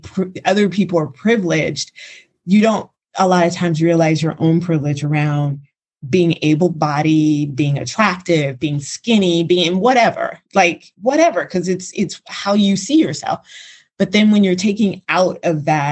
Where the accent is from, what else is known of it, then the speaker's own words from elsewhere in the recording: United States; moved away as an adult; also born or lived in Los Angeles; now in Montenegro; I am an American